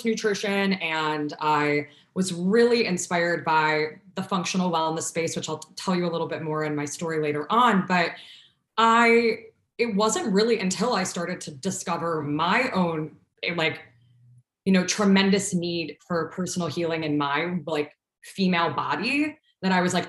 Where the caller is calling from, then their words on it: Chicago, Illinois, United States; also born or lived in Ohio; I am calling in from Chicago. I currently am in Logan Square, if anyone's listening from the Chicago land space, but been here for, I think technically 8 years now. I've been back in Chicago.